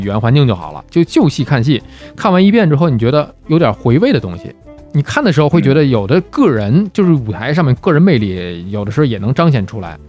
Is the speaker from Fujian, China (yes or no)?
no; Tianjin, China; 我作为一个天津人